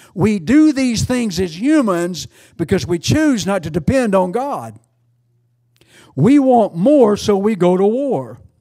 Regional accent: United States; I'm an American

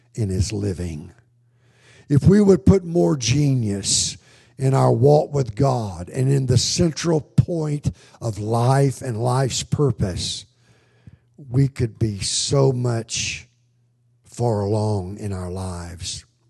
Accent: United States; I grew up in America

